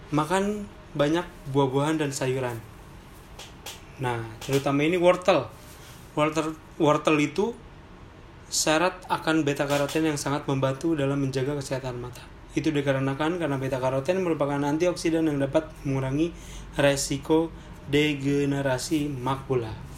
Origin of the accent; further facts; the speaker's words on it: Sunda, Indonesia; kita orang Sunda